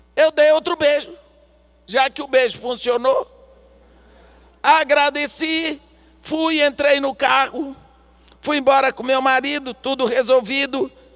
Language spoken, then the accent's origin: Portuguese; Brazil; Eu sou brasileira. Aqui no Brasil